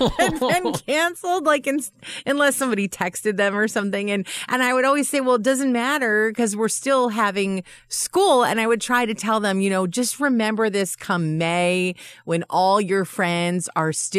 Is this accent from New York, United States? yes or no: yes; Dryden, New York, United States; I grew up in Dryden, New York